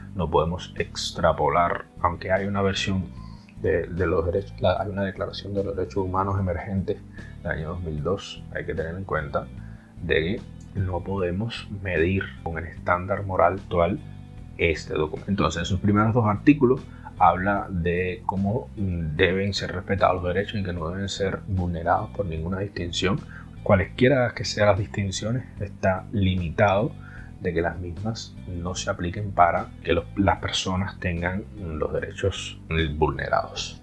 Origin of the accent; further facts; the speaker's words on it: Cuba; yo soy cubano